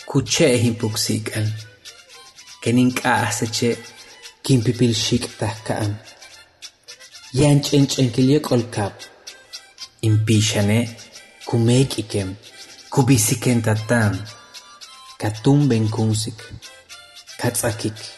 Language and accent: Spanish; Tixcacalcupul, Yucatán, Mexico; Soy originario de Tixcacalcupul, Yucatán.